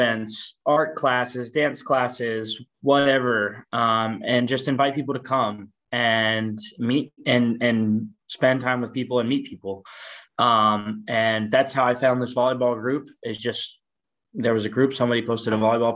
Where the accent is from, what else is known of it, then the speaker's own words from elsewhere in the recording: Asheville, North Carolina, United States; moved away as an adult; now in Madrid, Spain; So I have always been in Asheville, North Carolina. I was born and raised there